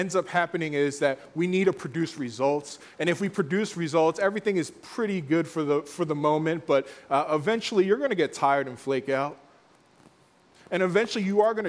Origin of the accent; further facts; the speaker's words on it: Philadelphia, Pennsylvania, United States; growing up in Philly